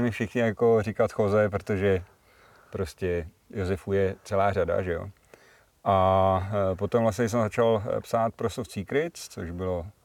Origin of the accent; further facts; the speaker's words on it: Plzen, Plzeň Region, Czechia; Uh, už nebydlím v Plzni, ale jsem tam hrozně rád. Mám to kousek